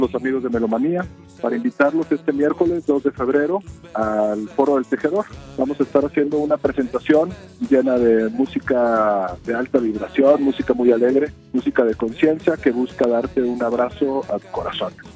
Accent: Mexico; soy cantautor mexicano

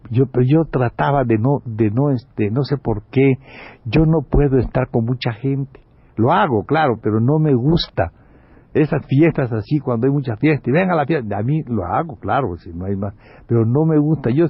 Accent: Málaga, Andalusia, Spain; Yo estoy hablando con este que sí es español y que lo ...vamos... Este, es mi paisano, somos

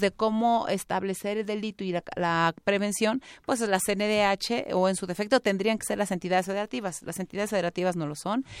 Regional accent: Tlaxcala, Mexico; yo amo mi tierra. Es, un lugar maravilloso, es un estado muy pequeño

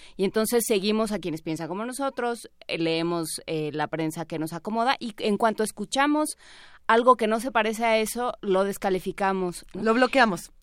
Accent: Mexico; como periodistas mexicanos

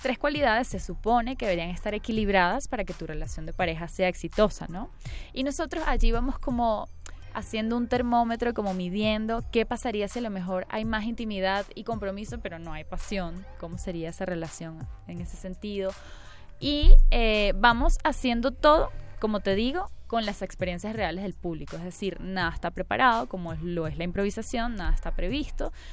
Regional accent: Venezuela; now in Mexico; Yo soy de Venezuela

